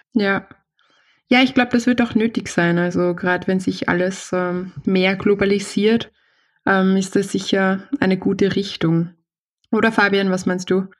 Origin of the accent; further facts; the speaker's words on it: Austria; also born or lived in Vienna; bei uns in Österreich ist es so, es gibt, wir sind ein sehr kleines Land